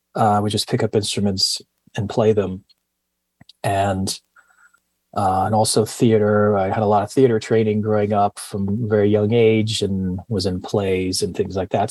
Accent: Miami, Florida, United States; moved away; also born or lived in Coral Gables, Florida / Greece / Princeton, New Jersey / London; I was born in Coral Gables, Florida. It's a suburb in Miami, and grew up mostly in Miami, uh, but also lived in Greece and uh, Princeton, New Jersey, and studied a little bit in London.

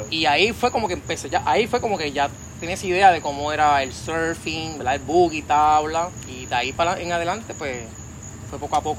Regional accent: Patillas, Puerto Rico; Bueno, sí, naturalmente soy del área sureste, de, nacido y criado en Patillas, allá este, ese pueblito allá costero y campo, maravilloso allá al sur allá, patillas.

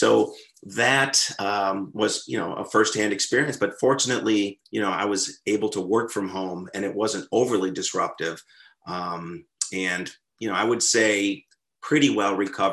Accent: Western New York State, United States; moved away; also born or lived in London, England; I grew up in Western New York State, not an overly exciting place, but geographically beautiful.

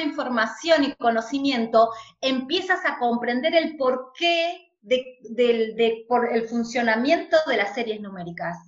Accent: Argentina; Nosotros en Argentina

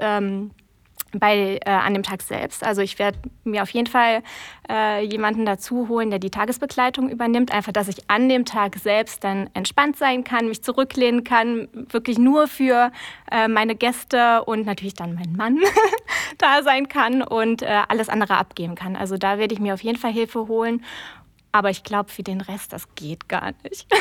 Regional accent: Trier, Rhineland-Palatinate, Germany; also born or lived in Konz; Also ich bin äh, tatsächlich äh, in Trier groß geworden, beziehungsweise in Trier geboren.

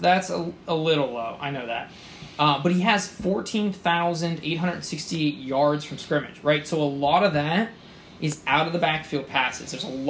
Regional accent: Pittsburgh, Pennsylvania, United States; I'm from Pittsburgh.

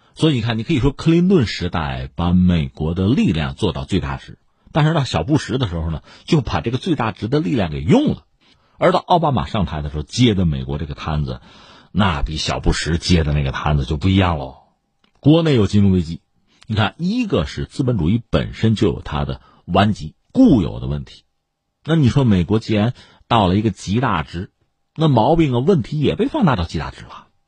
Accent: China; 我们中国人讲什么叫物极必反啊

